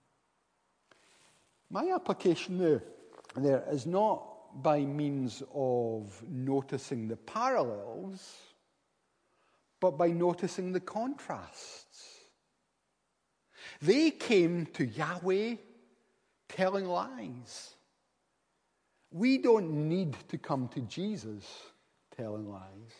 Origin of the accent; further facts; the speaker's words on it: Paisley, Scotland, United Kingdom; moved away; also born or lived in Inverness; I come from Paisley. We don't have many concierges where I come from.